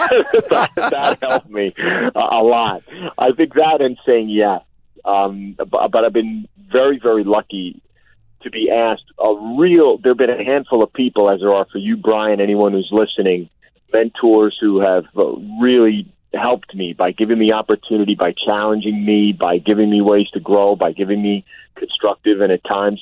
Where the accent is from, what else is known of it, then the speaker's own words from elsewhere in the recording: suburban New Jersey, United States; moved away as an adult; also born or lived in Brooklyn, New York / Pittsburgh / New York City; I was born in Brooklyn, how sheltered I think I was growing up in suburban New Jersey